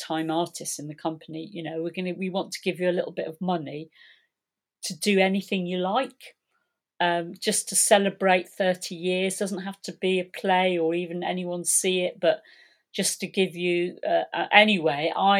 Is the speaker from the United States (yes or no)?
no; Polperro, South West England, United Kingdom; I was born in Polperro.